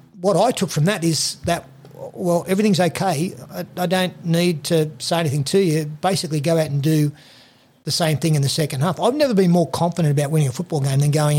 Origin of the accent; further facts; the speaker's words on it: Raymond Terrace, New South Wales, Australia; I grew up in Raymond Terrace